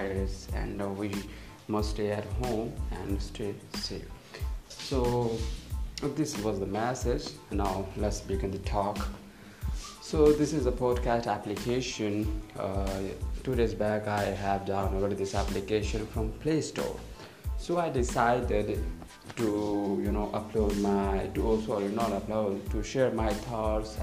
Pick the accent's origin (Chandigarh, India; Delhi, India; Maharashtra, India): Chandigarh, India; I'm from India, from Chandigarh